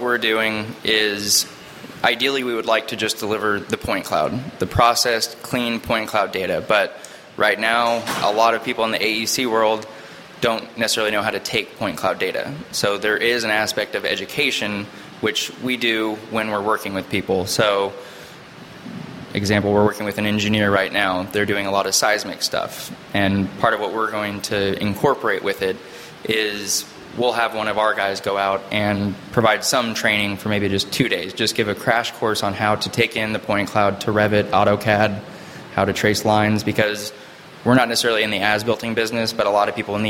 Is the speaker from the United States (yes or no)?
yes; California, United States; also born or lived in Chicago / Connecticut; home was from high school growing up was Southern California, so Orange County and LA.